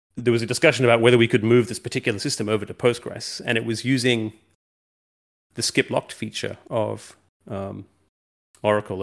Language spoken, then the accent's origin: English; New Zealand; moved away as an adult; also born or lived in London; we moved from London, where I'd been for a long time, uh, uh, back to New Zealand, where I'm from